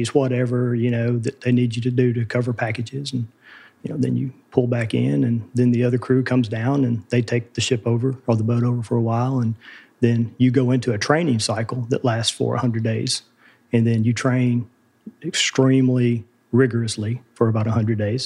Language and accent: English; West Tennessee, United States; I grew up here in West Tennessee, between here and Memphis